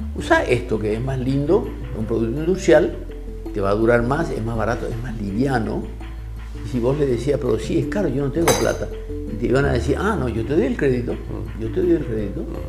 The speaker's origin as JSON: {"language": "Spanish", "country": "Paraguay"}